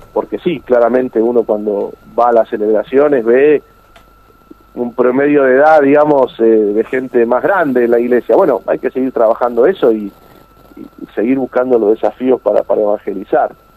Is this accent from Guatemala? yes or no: no; Argentina; Los argentinos tenemos que estar orgullosos